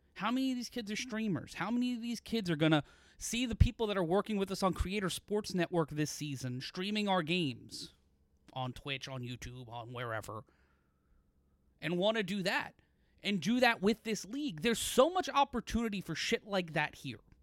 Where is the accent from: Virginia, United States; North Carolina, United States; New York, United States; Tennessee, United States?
New York, United States; New York City; I grew up in Brooklyn. I grew up in Sunset Park